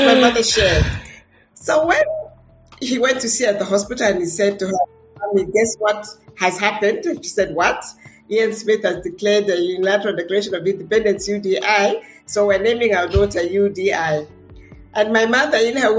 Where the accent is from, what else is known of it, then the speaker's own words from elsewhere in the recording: Zambia; also born or lived in Washington, D.C., United States; I am Zambian. But the interesting part is I was born in Washington, D.C., the United States